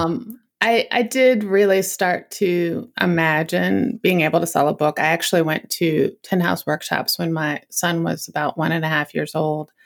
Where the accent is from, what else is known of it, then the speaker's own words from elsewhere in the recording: Northern Virginia, United States; I grew up in Northern Virginia